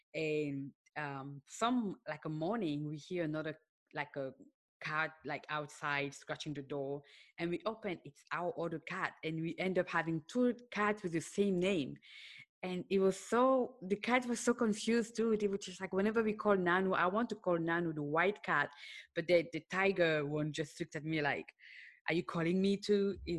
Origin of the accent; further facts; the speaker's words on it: Cameroon; born there; also born or lived in Senegal; I was born in Cameroon, and then I lived in Senegal.